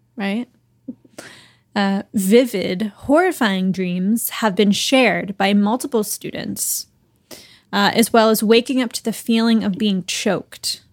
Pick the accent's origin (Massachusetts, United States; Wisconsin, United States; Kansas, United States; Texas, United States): Massachusetts, United States; Boston; I'm from Boston.